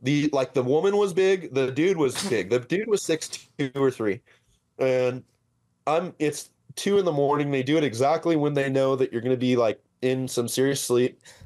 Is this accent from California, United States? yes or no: yes; La Verne, California, United States; I grew up in Laverne, uh, in California